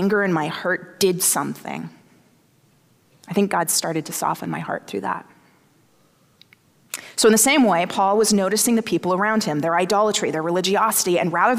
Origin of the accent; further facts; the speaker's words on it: the South, United States; I grew up in the South